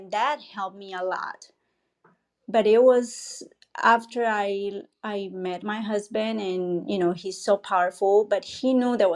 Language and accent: English; Colombia; I'm from Colombia